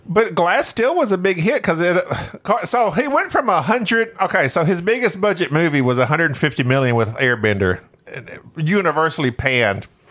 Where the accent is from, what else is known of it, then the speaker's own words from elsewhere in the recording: Oklahoma, United States; moved away as an adult; also born or lived in Arkansas; now in Texas, United States; I was raised in Oklahoma for most of my life.